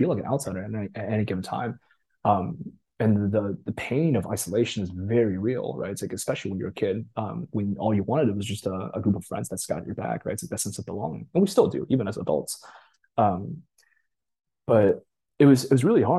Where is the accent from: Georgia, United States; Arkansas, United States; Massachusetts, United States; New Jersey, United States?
Massachusetts, United States; Boston; English is a second language; also born or lived in Japan; I grew up East Coast around the Boston area